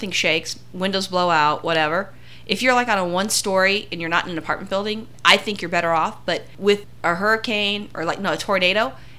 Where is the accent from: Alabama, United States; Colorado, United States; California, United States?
California, United States; I grew up in California